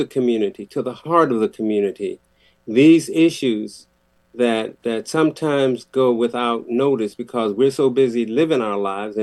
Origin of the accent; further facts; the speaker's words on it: Waterbury, Connecticut, United States; the thing about Waterbury for me growing up